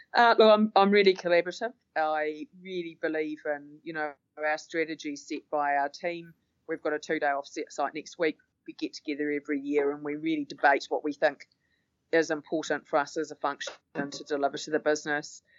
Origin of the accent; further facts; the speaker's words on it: Auckland, New Zealand; also born or lived in London; really mostly spent most of my life in Auckland. I was born here and I've lived here apart from a stint overseas when we lived in London for four and a half years